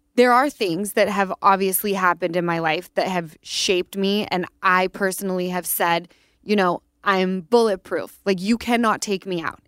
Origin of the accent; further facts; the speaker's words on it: Utah, United States; Easton and I grew up in Utah